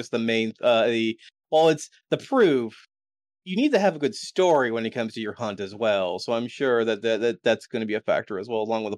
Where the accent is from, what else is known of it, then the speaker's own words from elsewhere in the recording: United States; I am American, not English.